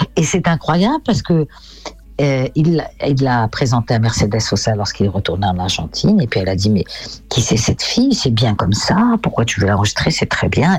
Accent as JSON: {"language": "French", "country": "France", "said": "je suis française"}